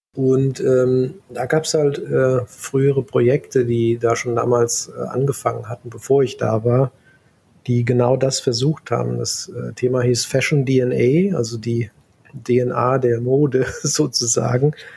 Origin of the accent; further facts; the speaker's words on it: Central Hesse, Germany; moved away as an adult; also born or lived in California, United States; ich komme ursprünglich aus Mittelhessen, ne, in der Gegend mhm. Wetzlar Gießen